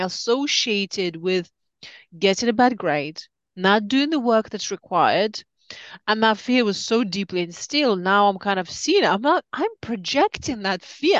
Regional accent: Siberia, Russia; moved away; I grew up in Siberia during communism time

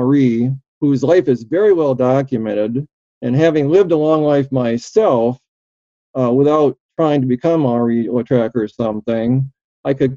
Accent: Albion, New York, United States; I was born in Albion, New York

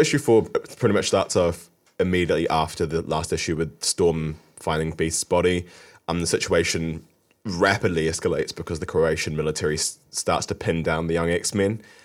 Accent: Wiltshire, South West England, United Kingdom; we lived in Wiltshire, so we live quite close to Salisbury Plain

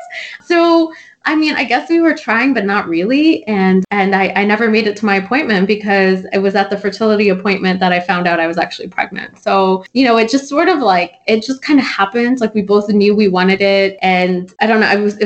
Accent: United States; growing up in America, by being part of the American culture

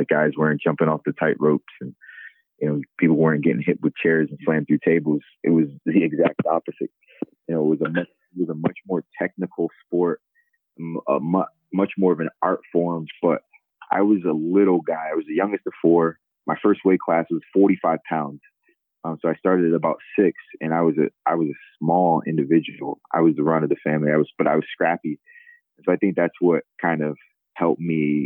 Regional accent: Sicklerville, New Jersey, United States; moved away as an adult; also born or lived in Lincoln, Nebraska; now in Philadelphia, United States; I grew up in a small town, Sicklerville, New Jersey, about 25 miles outside of Philadelphia

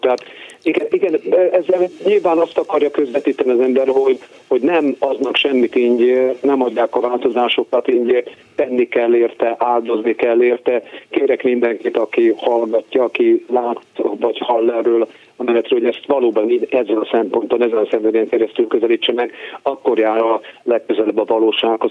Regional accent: Miskolc, Borsod-Abaúj-Zemplén, Hungary; Miskolci is vagyok, tehát még csak harminc kilométerre vagyok negyvenre az otthonomtól

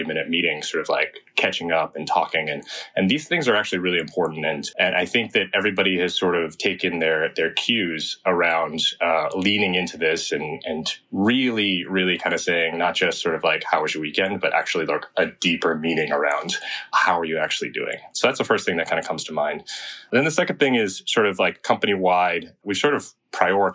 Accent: Bay Area, California, United States; also born or lived in China; grew up in the Bay Area

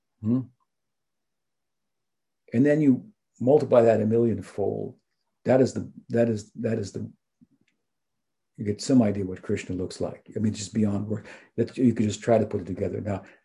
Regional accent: United States; I'm from the United States

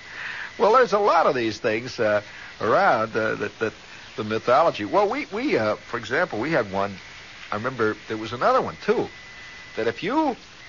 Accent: Indiana, United States; moved away; I came from Indiana

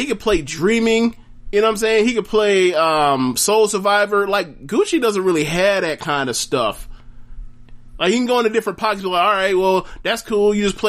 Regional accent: South Carolina, United States; I represent the whole Atlanta. I'm from South Carolina.

